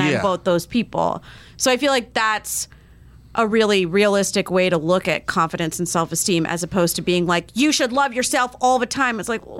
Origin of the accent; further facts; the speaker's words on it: Vero Beach, Florida, United States; moved away; I grew up in Vero Beach, which is this tiny little town on the East Coast. It's like half super rich white people, half migrant population